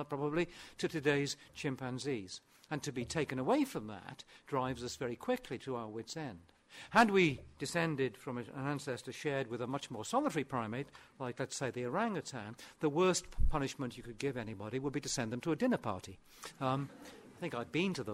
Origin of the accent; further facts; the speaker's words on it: Aberystwyth, Wales, United Kingdom; first language Welsh; English is a second language; I'm actually speaking my second language at the moment, because my first language is, or at least was, Welsh, and I was brought up in West Wales and Aberystwyth